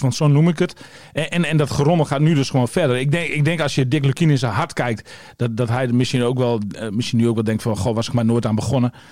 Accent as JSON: {"language": "Dutch", "region": "East Drenthe", "country": "Netherlands", "said": "de streek waar ik vandaan kom, oost drenthe"}